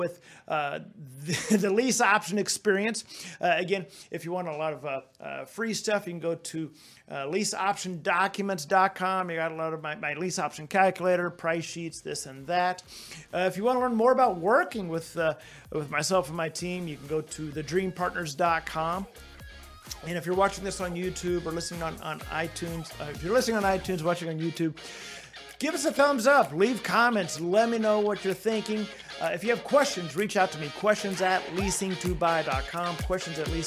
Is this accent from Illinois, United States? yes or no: no; Texas, United States; I'm from Texas